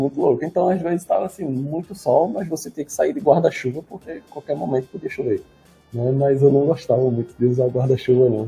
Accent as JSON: {"language": "Portuguese", "town": "Recife", "region": "Pernambuco", "country": "Brazil", "also_born_or_lived": "São Paulo", "said": "eu sou, sou, de Recife"}